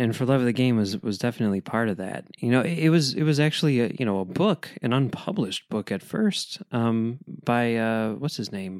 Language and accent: English; Chicago, Illinois, United States; I'm from Chicago